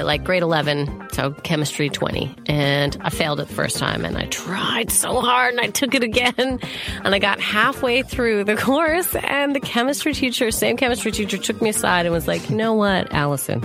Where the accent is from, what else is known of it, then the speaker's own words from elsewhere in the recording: Calgary, Alberta, Canada; moved away; I'm from Calgary, Alberta, Canada. So by the Rocky Mountains, we hosted the '88 Olympics. That was the year of Eddie the Eagle and the Jamaican bobsled team. That was where. That's my city.